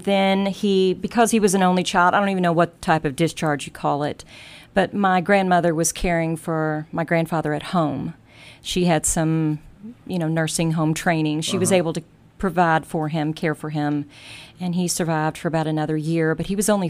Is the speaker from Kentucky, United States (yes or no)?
yes; Louisville, Kentucky, United States; born or raised there; also born or lived in Germany